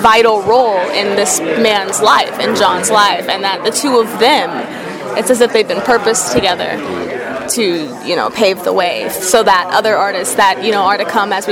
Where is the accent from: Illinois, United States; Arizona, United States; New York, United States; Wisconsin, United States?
Arizona, United States; Phoenix; moved away as an adult